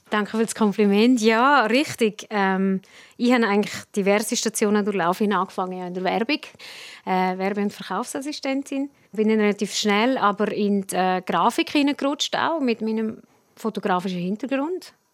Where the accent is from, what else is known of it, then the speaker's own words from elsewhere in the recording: Prättigau, Graubünden, Switzerland; accent: Prättigauer Dialekt; mein Prättigauer Dialekt